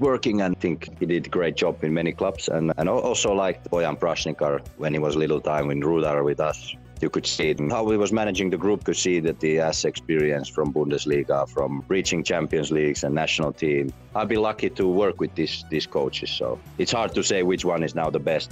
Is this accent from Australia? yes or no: no; Vantaa, Uusimaa, Finland; moved away as an adult; also born or lived in Netherlands / Slovenia; I played hockey, also organized hockey up here in my hometown